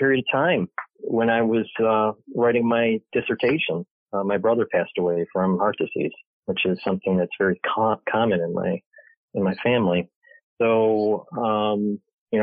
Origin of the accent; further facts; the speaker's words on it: Michigan, United States; moved away as an adult; also born or lived in New York; I was born and raised in Michigan